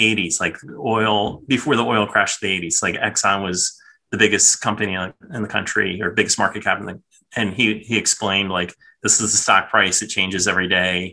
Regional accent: Philadelphia, Pennsylvania, United States; now in Tampa, United States; I was born in Philadelphia. So when I was a kid, the Phillies were my team

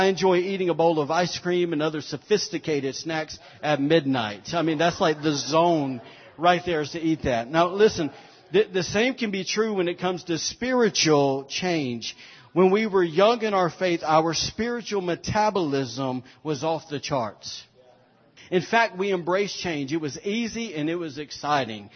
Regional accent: Alabama, United States; moved away; we're from Alabama. We say it ain't

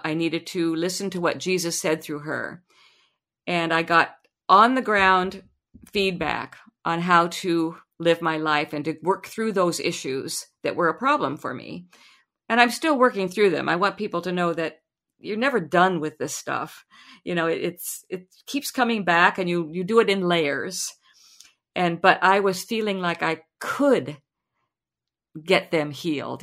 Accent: Lincoln, Nebraska, United States; I was born and raised in Lincoln, Nebraska

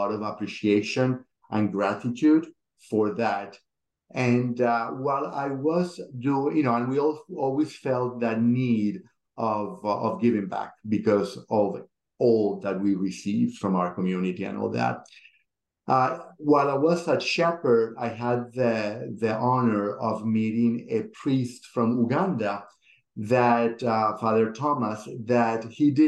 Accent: Venezuela; moved away as an adult; now in Atlanta, United States; I immigrated from Venezuela to here.

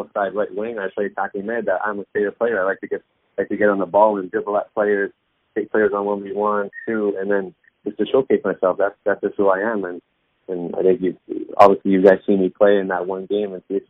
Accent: Woodbridge, Ontario, Canada; I grew up in Woodbridge. That's where I was from

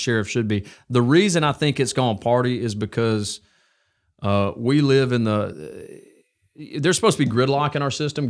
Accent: Alabama, United States; I went to Mortimer Jordan, so I grew up here in North Jefferson.

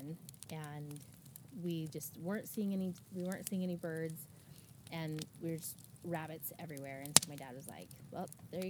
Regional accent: Arizona, United States; moved away as an adult; now in Canby, United States; I'm originally from Arizona. I live in Canby now. I've been in Oregon for just about 4 years. Grew up in a hunting family.

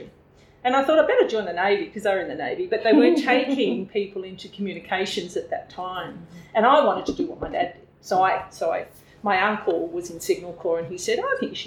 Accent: Oakleigh, Victoria, Australia; also born or lived in Daylesford; I was born in Oakley, Victoria. So I'm born and bred Victorian

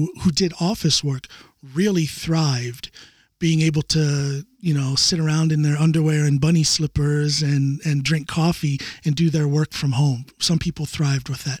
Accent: rural Ohio, United States; now in Norway; I grew up in Ohio, out in the cornfields

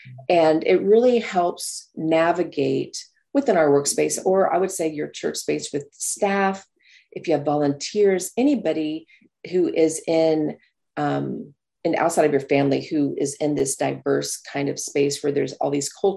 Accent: New Mexico, United States; I grew up in New Mexico

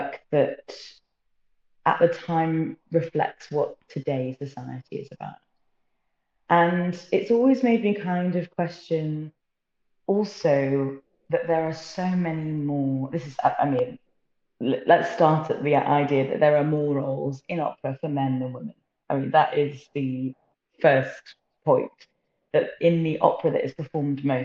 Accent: Somerset, South West England, United Kingdom; moved away; I am originally from Somerset in the southwest.

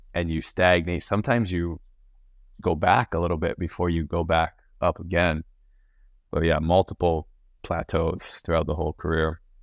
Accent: Maui, Hawaii, United States; I'm from Maui

